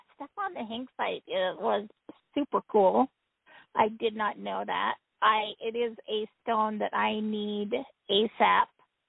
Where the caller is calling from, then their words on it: Utah, United States; I am calling from Utah